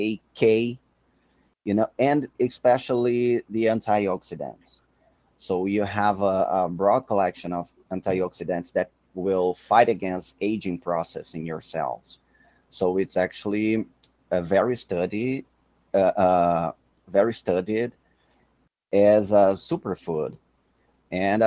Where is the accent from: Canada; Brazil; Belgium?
Brazil; Pará; I was born and raised in Brazil, specifically in the north of Brazil, the state of Pará